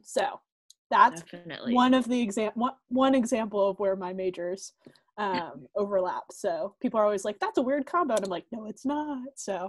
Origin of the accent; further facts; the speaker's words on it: Massachusetts, United States; And as I said just a moment ago, I'm from Massachusetts.